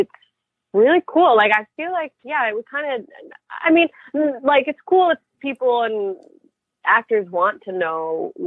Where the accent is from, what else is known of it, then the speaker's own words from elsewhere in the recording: Canada; moved away as an adult; now in New York, United States; I'm a Canadian actress living in New York